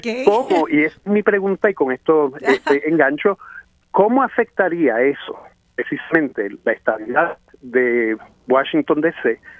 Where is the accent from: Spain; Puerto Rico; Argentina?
Puerto Rico; San Juan; yo soy del Viejo San Juan, pero les llamo del punto más alto del municipio de San Juan.